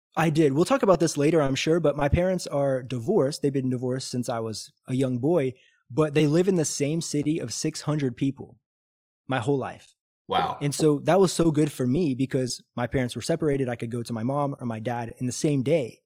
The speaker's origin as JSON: {"language": "English", "region": "Missouri", "country": "United States", "moved": "as an adult", "lives_now": "Brazil", "said": "I'm from Missouri"}